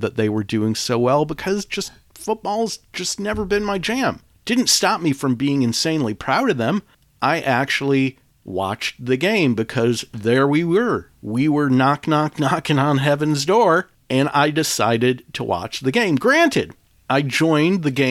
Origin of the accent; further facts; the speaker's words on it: Detroit, Michigan, United States; moved away; I was born and raised in the Motor City and have a bottomless well of love for and pride in my hometown